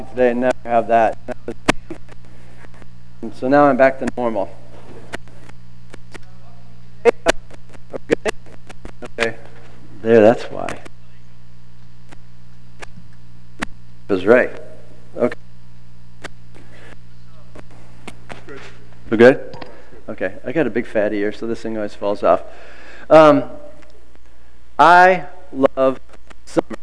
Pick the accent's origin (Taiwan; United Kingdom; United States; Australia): United States; Iowa; moved away as an adult; also born or lived in California; I was 19 years old, I moved from Iowa to California